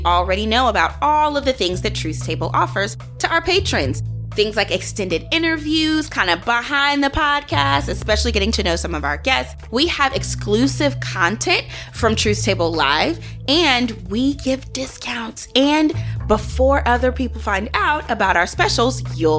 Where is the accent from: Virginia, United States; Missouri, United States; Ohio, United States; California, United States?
Missouri, United States; St. Louis; here in St. Louis, my hometown